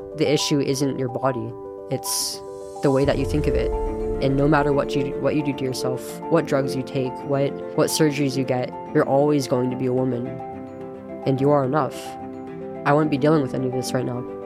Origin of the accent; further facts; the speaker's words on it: Manteca, Central Valley, California, United States; I'm from Antica. And, um, born and raised there